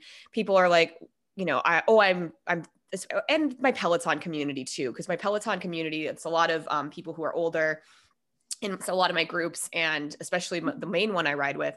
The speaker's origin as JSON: {"language": "English", "region": "Minnesota", "country": "United States", "tie": "born or raised there", "moved": "yes", "said": "I'm originally from Minnesota and there was a lot of tornadoes when I was a kid"}